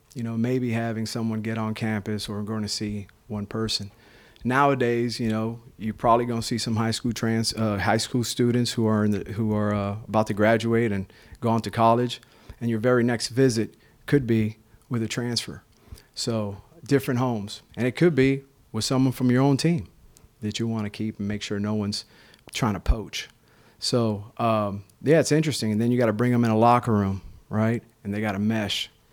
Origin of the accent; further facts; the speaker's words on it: Florida, United States; moved away; We're both from Florida. You know, we got this Miami, Tampa rivalry going on